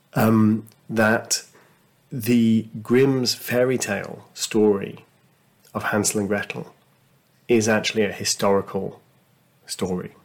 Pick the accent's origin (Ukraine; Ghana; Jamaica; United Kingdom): United Kingdom; as a Brit